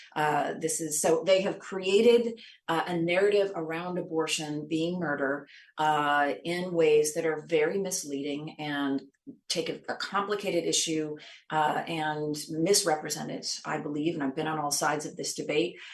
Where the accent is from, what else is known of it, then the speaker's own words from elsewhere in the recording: Washington, United States; I grew up in Washington state